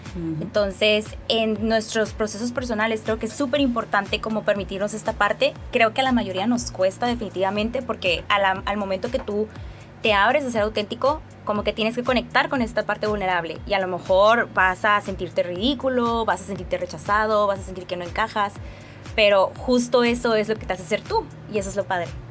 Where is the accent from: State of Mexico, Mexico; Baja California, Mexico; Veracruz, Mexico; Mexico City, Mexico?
Baja California, Mexico; Mexicali; Soy cachanilla, nací aquí en Mexicali, Baja California.